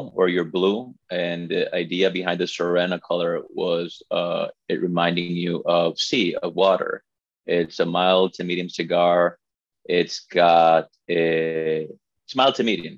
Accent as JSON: {"language": "English", "region": "La Romana", "country": "Dominican Republic", "tie": "born or raised there", "second_language": "English", "said": "I was born and raised in the Dominican Republic. My family's from here"}